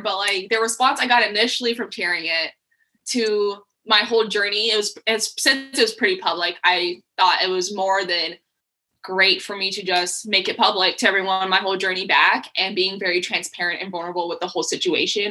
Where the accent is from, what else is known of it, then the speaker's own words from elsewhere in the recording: Colorado Springs, Colorado, United States; also born or lived in Texas; now in Tacoma, United States; I grew up in Colorado. Mm-hmm. And like Colorado Springs.